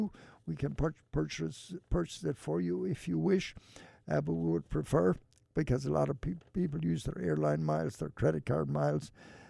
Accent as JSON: {"language": "English", "town": "Ballina", "region": "Connacht", "country": "Ireland", "tie": "born or raised there", "moved": "as an adult", "lives_now": "Cleveland, United States", "said": "my hometown of Ballinagh, County Mayo."}